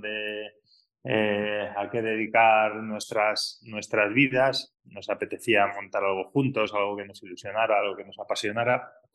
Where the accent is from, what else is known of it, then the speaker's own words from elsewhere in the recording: Madrid, Community of Madrid, Spain; moved away as an adult; also born or lived in California / Australia / Douro, Portugal; now in Arribes del Duero, Spain; yo soy nacido y criado en Madrid, pero mi familia es de, Arribes